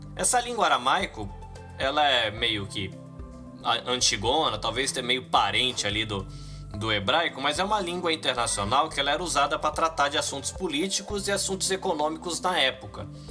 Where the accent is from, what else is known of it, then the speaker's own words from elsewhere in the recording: Brazil; A gente como brasileiro